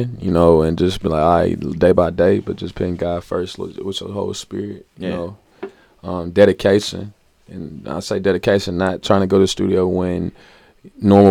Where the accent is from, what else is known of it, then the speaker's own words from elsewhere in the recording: Nashville, Tennessee, United States; I'm from Nashville